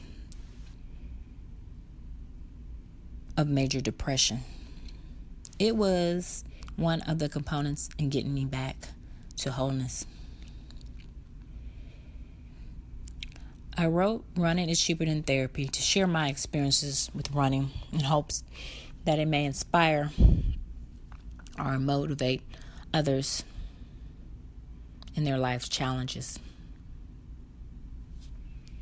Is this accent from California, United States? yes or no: no; Brookhaven, Mississippi, United States; now in Chicago, United States; my hometown, Brookhaven, Mississippi